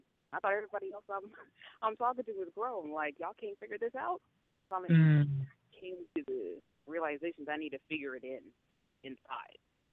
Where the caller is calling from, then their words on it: California, United States; I'm calling in from California.